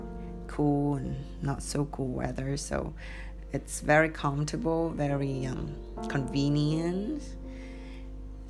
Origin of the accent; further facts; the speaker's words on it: Hanoi, Vietnam; first language Vietnamese; English is a second language; also born or lived in California, United States; now in Ho Chi Minh City, Vietnam; I had my childhood in Hanoi. I grew up in Hanoi.